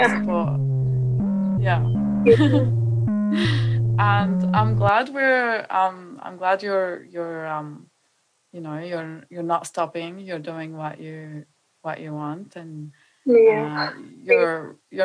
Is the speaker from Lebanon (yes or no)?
yes; Lebanon; I grew up in Lebanon.